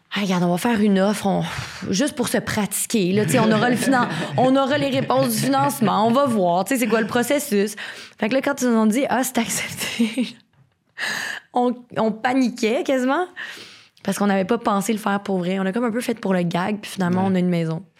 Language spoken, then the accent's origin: French; Terrebonne, Quebec, Canada; moi, je viens de Terrebonne